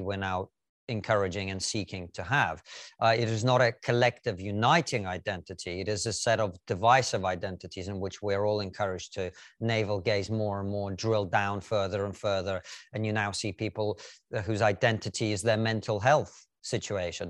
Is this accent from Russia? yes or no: yes; Russia; now in United Kingdom; I, for example, am a first generation dark-skinned Russian immigrant